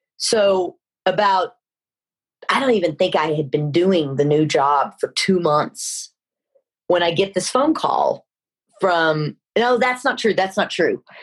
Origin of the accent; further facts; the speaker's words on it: Dallas, Texas, United States; moved away as an adult; also born or lived in Los Angeles; I grew up in Dallas, Texas